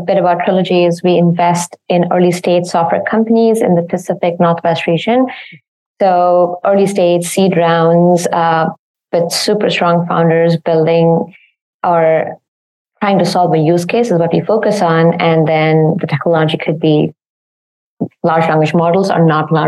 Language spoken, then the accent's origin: English; India; moved away as an adult; now in Seattle, United States; the place I grew up in back in India